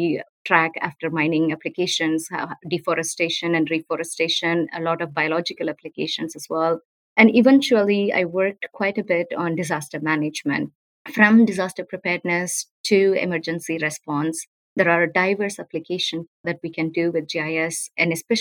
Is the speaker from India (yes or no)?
yes; South India, India; moved away as an adult; also born or lived in United States; Growing up in South India, natural hazards were everywhere around us